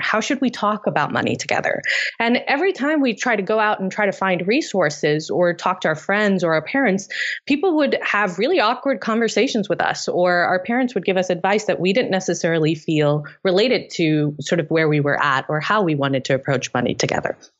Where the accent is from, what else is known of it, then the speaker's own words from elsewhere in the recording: Tanzania; moved away; also born or lived in Delhi, India; I grew up in East Africa in Tanzania